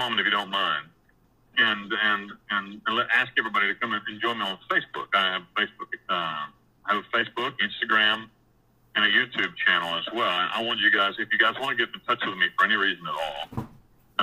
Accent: near Asheville, Western North Carolina, United States; moved away as an adult; also born or lived in Costa Rica / Panama; I grew up in Western North Carolina, just outside of the provincial capital of all of Western North Carolina. It's a little town called Asheville.

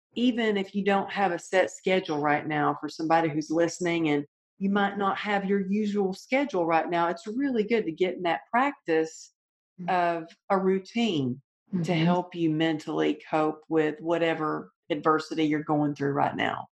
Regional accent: the South, United States; Growing up in the South, you know, you're taught manners, and we always wrote thank you notes for everything we got.

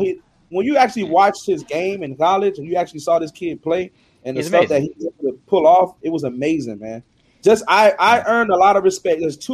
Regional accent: Miami, Florida, United States; also born or lived in Chicago; my family's from Chicago. I was born here in Miami. When I was growing, I was born in 1988.

